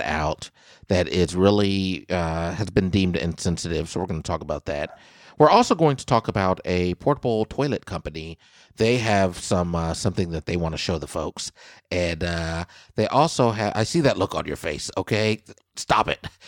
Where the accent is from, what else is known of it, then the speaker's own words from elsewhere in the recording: Kansas, United States; my home state of Kansas